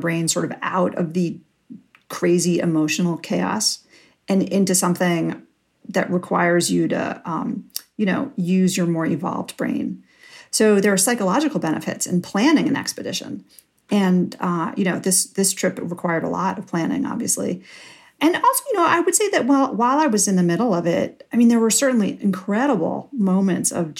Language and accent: English; New York City, New York, United States; I grew up in New York City. I grew up on the Upper West Side